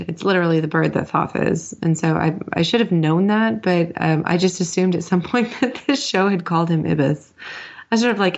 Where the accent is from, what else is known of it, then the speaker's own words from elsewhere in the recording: United States; as an American